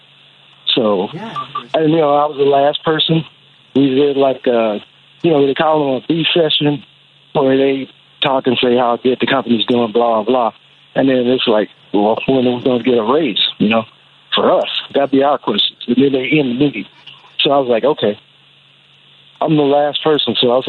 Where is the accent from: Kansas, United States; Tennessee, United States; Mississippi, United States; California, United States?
Mississippi, United States; I grew up in Mississippi.